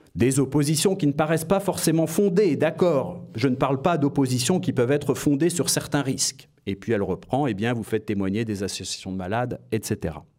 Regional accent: France; je suis français et que je me suis beaucoup consacré aux mathématiques

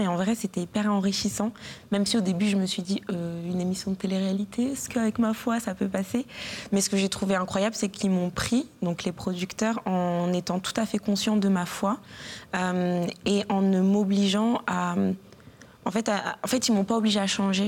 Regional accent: Cires-lès-Mello, Hauts-de-France, France; also born or lived in Guadeloupe (ancestry); de Cire-les-Mélos, une petite ville dans le 60

